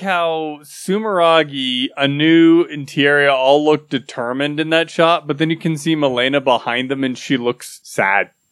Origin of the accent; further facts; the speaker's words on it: United States; I'm, I'm American